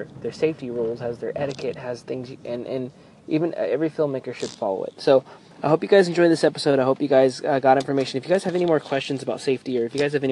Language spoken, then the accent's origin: English; Merced County, California, United States; my hometown area in Merced County